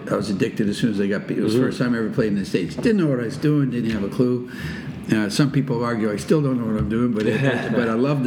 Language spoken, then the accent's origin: English; Nova Scotia, Canada; moved away; also born or lived in Saint John, New Brunswick; I was born in St. John's, Brunswick, and predominantly raised in Nova Scotia